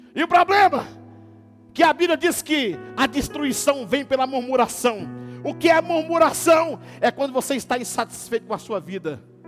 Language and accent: Portuguese; Teófilo Otoni, Minas Gerais, Brazil; moved away as an adult; now in Governador Valadares, Brazil; Eu, eu nasci em Cafotone, morei minha vida inteira lá